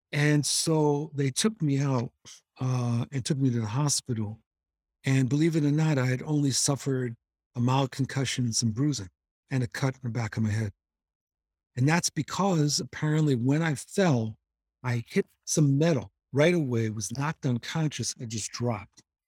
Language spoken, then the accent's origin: English; New York City, New York, United States; I grew up in New York, and my parents would take us, me and my sister, to Cape Cod during the summers